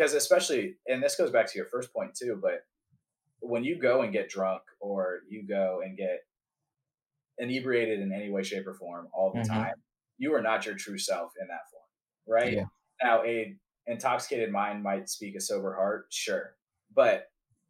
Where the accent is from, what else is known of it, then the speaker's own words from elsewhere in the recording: Atlanta, Georgia, United States; moved away; I'm from Atlanta